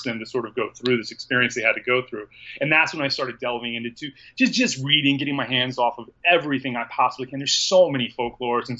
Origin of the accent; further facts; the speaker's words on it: Southeast United States, United States; I'm from the Southeast United States